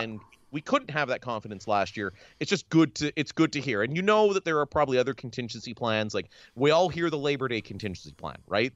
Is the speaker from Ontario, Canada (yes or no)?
yes; Ontario, Canada; We're both from Ontario